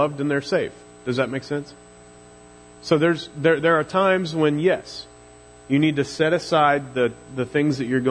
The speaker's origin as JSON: {"language": "English", "region": "Missouri", "country": "United States", "accent": "Missouri drawl", "said": "my Missouri drawl gets real thick"}